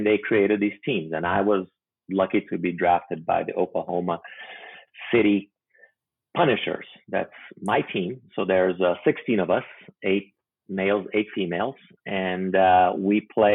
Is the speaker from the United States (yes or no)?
no; Brazil; moved away; also born or lived in Macau; I speak Portuguese because I'm originally from Brazil.